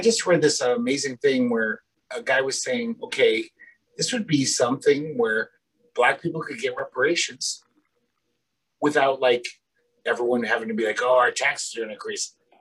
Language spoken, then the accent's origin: English; United States; we grew up in America